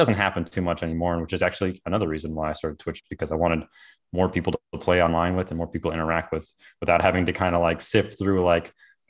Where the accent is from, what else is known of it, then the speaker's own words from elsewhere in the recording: Illinois, United States; now in Florida, United States; No, I actually grew up in kind of a little bit north of Chicago, kind of what we call the Chicagoland area, where you're usually like an hour outside of Chicago